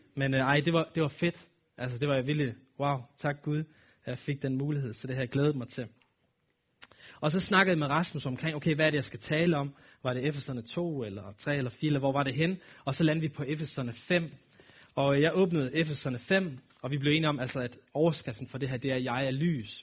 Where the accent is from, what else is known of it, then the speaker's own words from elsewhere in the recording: Aalborg, North Denmark Region, Denmark; accent: nordisk; jeg er født og opvokset her i Aalborg, og har boet her hele mit liv